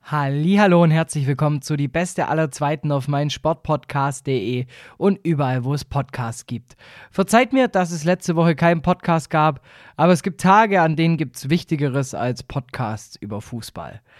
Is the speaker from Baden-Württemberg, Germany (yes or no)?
yes; Heidenheim, Baden-Württemberg, Germany; born there; Es ist ja schon eine Art Ehre, als gebürtiger Heidenheimer mit dir zu sprechen.